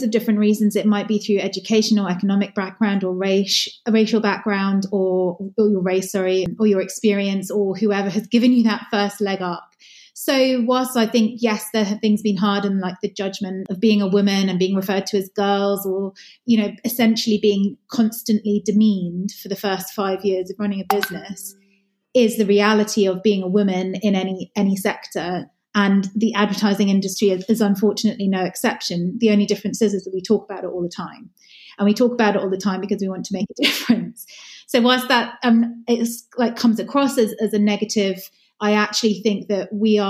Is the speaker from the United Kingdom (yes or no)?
yes; United Kingdom; we are also British